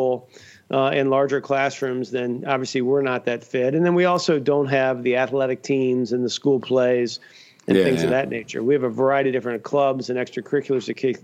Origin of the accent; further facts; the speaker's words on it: Cincinnati, Ohio, United States; now in Grand Rapids, United States; I grew up in Cincinnati, Ohio